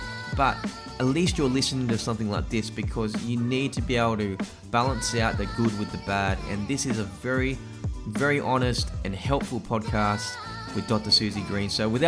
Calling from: Sydney, New South Wales, Australia; I'm from Sydney, Australia at the moment, so we're in shutdown.

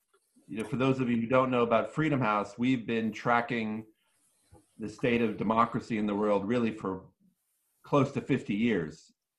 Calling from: East Coast, United States; I'm tuning in from the East Coast of the United States of America. I'm typically in Washington, D.C., but I'm taking a short vacation in Martha's Vineyard.

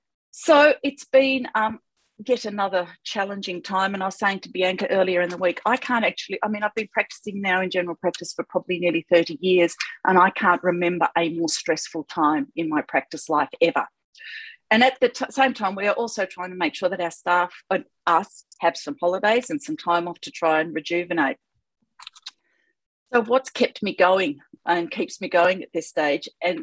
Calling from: Victoria, Australia; I'm calling in from Wadawurrung country.

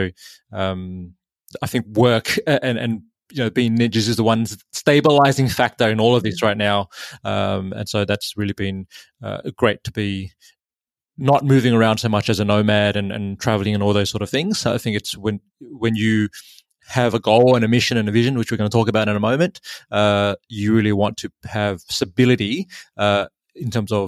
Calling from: Sydney, New South Wales, Australia; also born or lived in Gold Coast; So I am calling in from Sydney, in Australia. Moved down here back to Sydney just before Christmas to be with family

